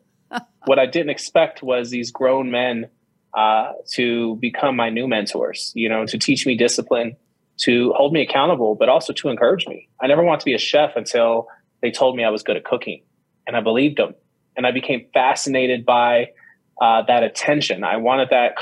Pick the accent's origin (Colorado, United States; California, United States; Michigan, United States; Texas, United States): California, United States; Bay Area; my brother and I were raised in California, and we were raised in the Bay Area, San Francisco, Oakland, Vallejo